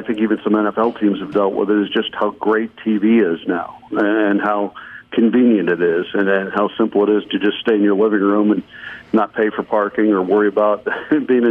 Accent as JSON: {"language": "English", "town": "Chicago", "region": "Illinois", "country": "United States", "tie": "born or raised there", "said": "I grew up in Chicago"}